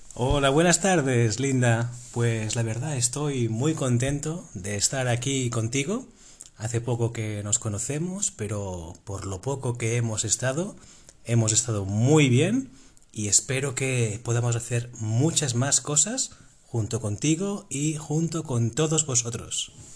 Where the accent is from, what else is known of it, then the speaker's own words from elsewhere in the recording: Amposta, Catalonia, Spain; vengo de España, pero concretamente vengo de Cataluña, del el sur de Cataluña